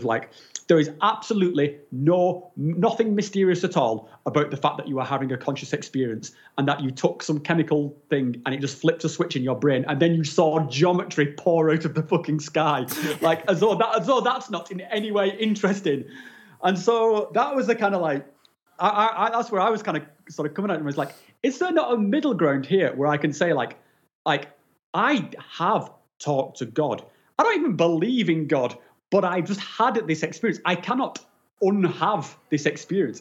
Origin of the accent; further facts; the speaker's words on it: England, United Kingdom; now in Switzerland; I'm not actually from Switzerland. I'm from from England, but I, I, live in Switzerland at the moment